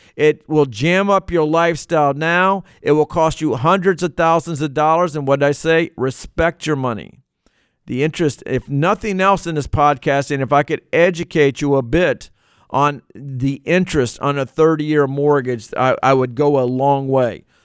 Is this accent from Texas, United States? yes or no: no; Virginia, United States; I'm from Virginia. It's where I grew up, and not where I was born, but where I grew up